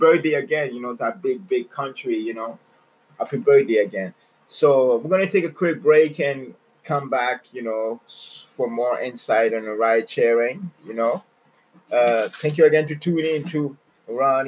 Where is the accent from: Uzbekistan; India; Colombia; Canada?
Canada; I'm Canadian. You know, my mom, she's American